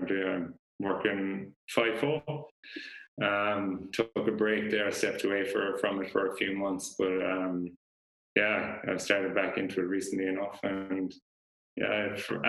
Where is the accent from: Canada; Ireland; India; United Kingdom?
Ireland; Galway, Connacht; moved away as an adult; also born or lived in United States; now in Perth, Australia; I grew up in a city called Galway on the west coast of Ireland, and grew up there until my early 20s